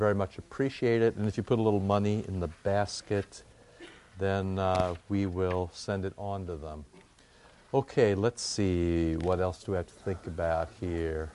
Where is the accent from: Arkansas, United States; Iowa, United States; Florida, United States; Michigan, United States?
Iowa, United States; I grew up in Iowa